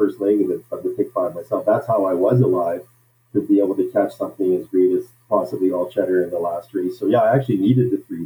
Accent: Regina, Saskatchewan, Canada; I grew up in Saskatchewan, Regina, Saskatchewan, is where I grew up

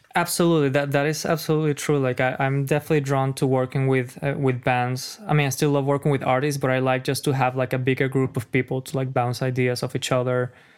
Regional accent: Caracas, Capital District, Venezuela; English is a second language; moved away as an adult; now in United States; I'm a foreigner, as you know. If you guys didn't notice my accent, I'm from Caracas

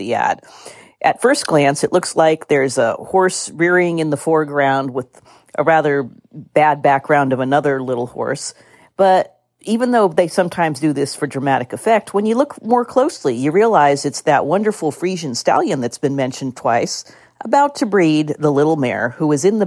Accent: California, United States; my state of California

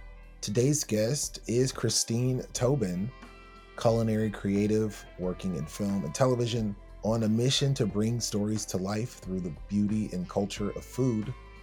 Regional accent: Atlanta, Georgia, United States; as a teenager growing up in Atlanta

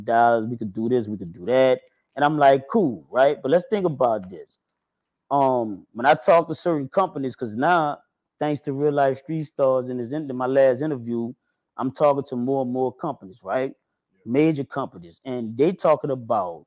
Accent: New Orleans, Louisiana, United States; also born or lived in Kenner, Louisiana; I'm originally from Uptown, the third. That's the third ward

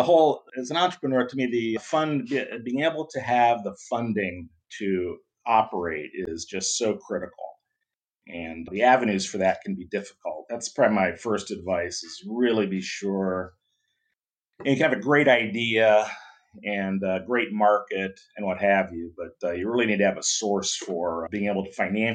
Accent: Ohio, United States; moved away as an adult; now in Southern California, United States; I grew up in Ohio, went to Ohio State University, chemical engineering.

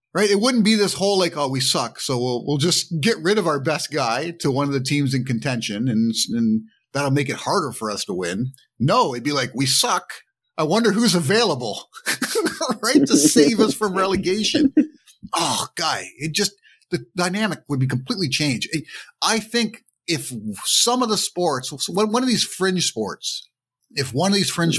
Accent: Toronto, Ontario, Canada; growing up in Toronto

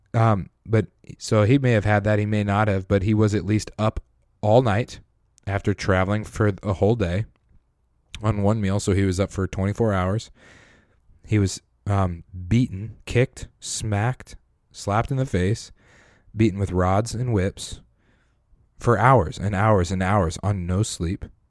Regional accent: Colorado, United States; I'm from Colorado, grew up in Colorado

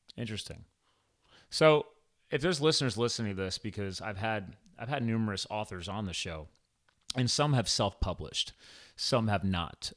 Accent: East Coast, United States; moved away; I'm from the East Coast

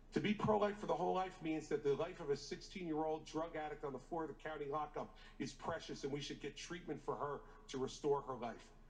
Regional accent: New Jersey, United States; In my home state of New Jersey

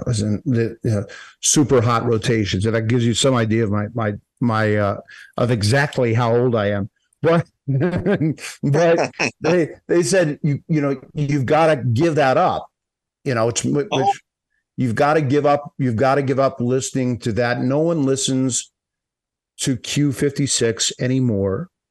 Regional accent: Boca Raton, Florida, United States; I'm from South Florida, Boca Raton, which is perfectly located between, I guess, West Palm and Fort Lauderdale, Miami. So I grew up

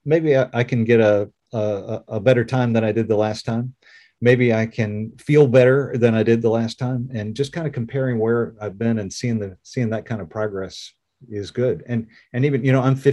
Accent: Orange, Virginia, United States; I grew up in Orange, Virginia, which is a very rural place

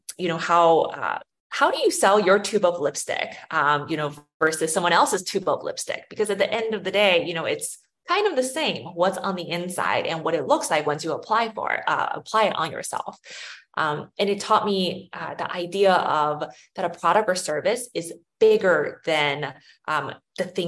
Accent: St. Louis, Missouri, United States; also born or lived in China; I was born in China and I moved to St. Louis, Missouri when I was 8 or 9 years old, and then grew up there in the Midwest

